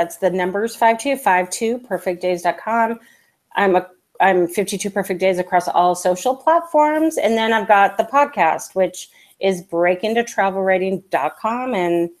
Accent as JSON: {"language": "English", "town": "San Diego", "region": "California", "country": "United States", "tie": "born or raised there"}